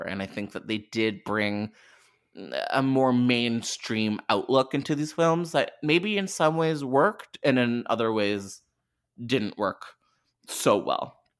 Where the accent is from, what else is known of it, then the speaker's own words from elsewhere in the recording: Canada; I'm Canadian